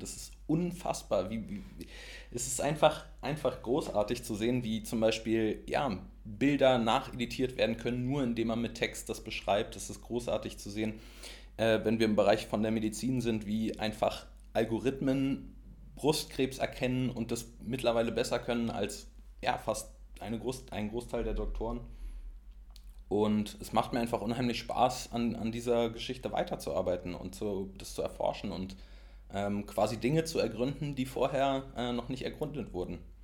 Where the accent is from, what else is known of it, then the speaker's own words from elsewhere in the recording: Berlin, Germany; dass man aus Berlin kommt